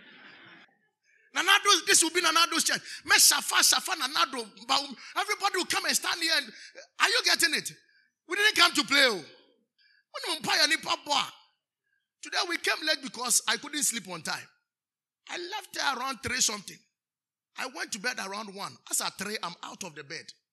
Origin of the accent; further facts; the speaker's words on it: Nzema, Western Region, Ghana; I'm from Nzema